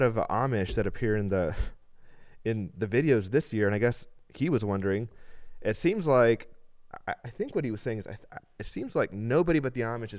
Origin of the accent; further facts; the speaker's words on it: El Salvador; El Salvador, yeah. I grew up